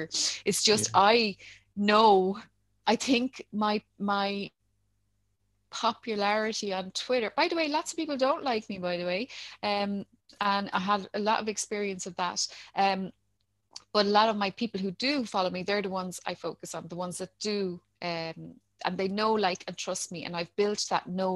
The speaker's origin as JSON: {"language": "English", "town": "Dublin", "region": "Leinster", "country": "Ireland", "tie": "born or raised there", "also_born_or_lived": "Ballymun, Dublin", "said": "I grew up in Talla."}